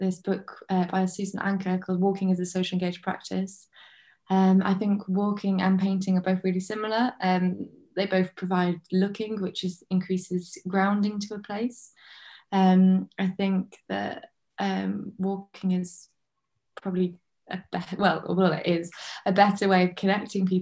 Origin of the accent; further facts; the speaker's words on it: Lake District, North West England, United Kingdom; I grew up in the Lake District